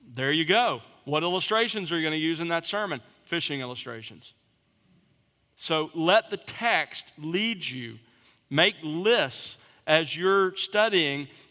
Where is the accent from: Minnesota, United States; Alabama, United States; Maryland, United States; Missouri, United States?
Alabama, United States; South; I grew up in South Alabama